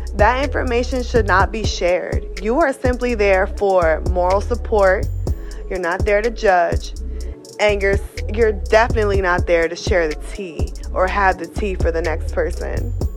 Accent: New Castle, Delaware, United States; now in Reading, United States; I am from Newcastle, Delaware, but currently residing in Reading, PA.

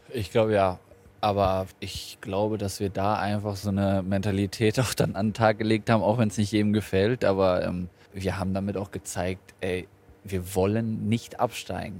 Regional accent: Hanover, Lower Saxony, Germany; now in Bremen, Germany; Meine Heimat ist Hannover

